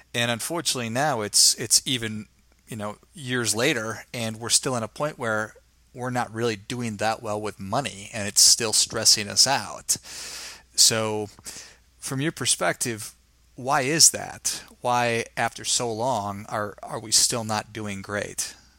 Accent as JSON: {"language": "English", "region": "Midwest", "country": "United States", "said": "I'm from the Midwest"}